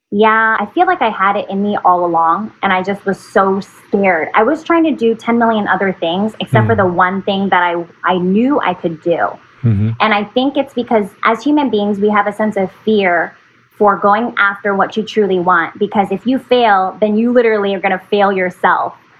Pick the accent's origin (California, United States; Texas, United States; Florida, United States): California, United States; Fremont; also born or lived in San Francisco, California; I'm from Fremont, California. I was born in San Francisco and I'm a Bay Area gal. I've been living in the Bay Area all my life